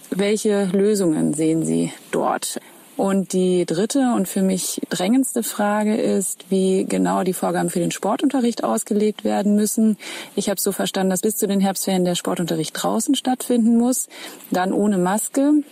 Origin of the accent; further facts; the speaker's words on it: Gelsenkirchen, North Rhine-Westphalia, Germany; Ich komme aus Gelsenkirchen